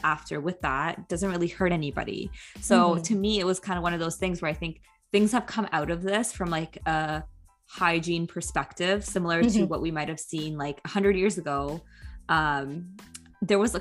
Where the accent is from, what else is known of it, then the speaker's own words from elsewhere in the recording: Toronto, Ontario, Canada; I grew up in Toronto